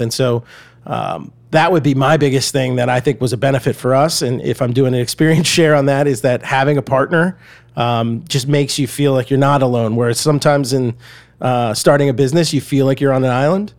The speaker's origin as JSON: {"language": "English", "town": "Atlanta", "region": "Georgia", "country": "United States", "tie": "born or raised there", "also_born_or_lived": "Red Bank, New Jersey / Boston / Evanston, Illinois", "moved": "as an adult", "said": "So I grew up in Atlanta, Georgia. Uh, I was actually born in New Jersey, uh, Red Bank, New Jersey, but it was only there about eight months and, uh, went to Atlanta."}